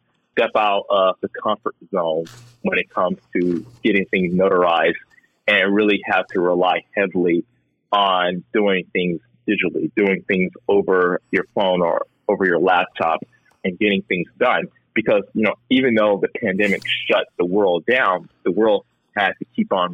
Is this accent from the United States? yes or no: yes; Texas, United States; also born or lived in Houston; I'm a Texan too